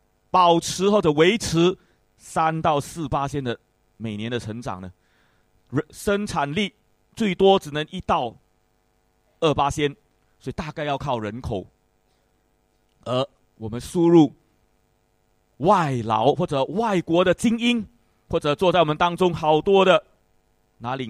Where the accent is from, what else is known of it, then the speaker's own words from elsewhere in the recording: Singapore; 因为我们是新加坡人，大概就会过一个比较像新加坡人的生生活习惯。